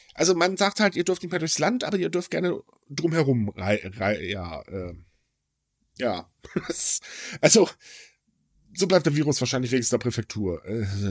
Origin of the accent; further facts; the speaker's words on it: Northern Germany, Germany; ich als Norddeutscher